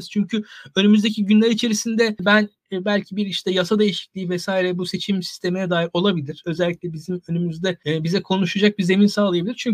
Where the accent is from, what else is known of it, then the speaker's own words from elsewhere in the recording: İzmir, Turkey; ben mesela ben İzmirliyim.